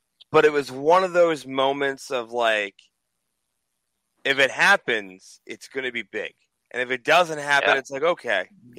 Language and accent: English; Orlando, Florida, United States; I'm from Orlando